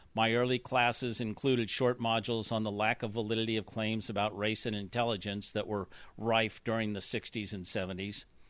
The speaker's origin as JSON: {"language": "English", "town": "San Francisco", "region": "California", "country": "United States", "tie": "born or raised there", "said": "I grew up in San Francisco from the late nineteen forties to the late nineteen sixties."}